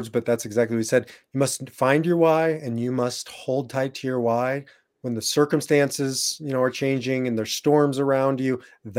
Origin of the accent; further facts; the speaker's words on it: Nebraska, United States; moved away; also born or lived in Iowa; I was born and raised in Nebraska